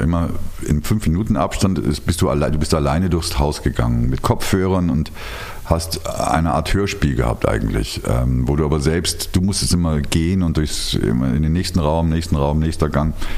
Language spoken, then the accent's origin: German; Rhineland, Germany; ich bin ja Rheinländer